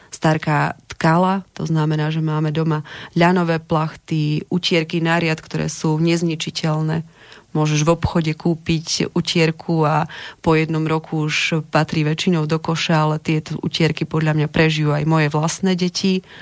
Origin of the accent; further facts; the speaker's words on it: Čierny Balog, Banská Bystrica Region, Slovakia; Čierny balok, neviem, či poslucháči poznajú, ale ak nie, tak by som možno ho trošku predstavila, takže podľa mňa je to stále naozaj taká dedina plná pracovitých ľudí, plná tradícií, plná viery